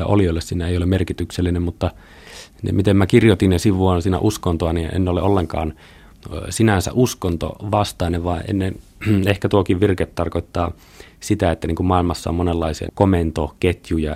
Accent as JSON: {"language": "Finnish", "town": "Pelkosenniemi", "region": "Lapland", "country": "Finland", "tie": "born or raised there", "also_born_or_lived": "Kemijärvi / Tampere", "moved": "as an adult", "said": "Olen kotoisin Itä-Lapista, syntynyt Kemijärvellä, kasvanut Pelkosenniemellä, Kairalan kylässä"}